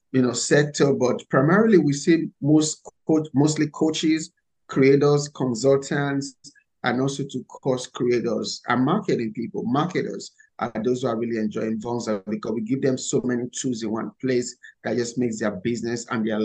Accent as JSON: {"language": "English", "country": "Nigeria", "second_language": "English", "moved": "as an adult", "lives_now": "United States", "said": "So, first, I came from Nigeria a few years ago with only $100 and a suitcase of clothes. I came to America in search of the American dream."}